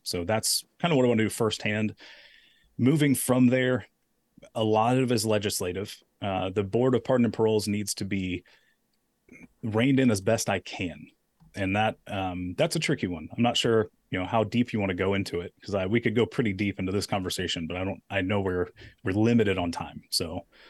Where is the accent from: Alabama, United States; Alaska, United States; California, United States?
Alabama, United States; Daphne; I'm a guy from Daphne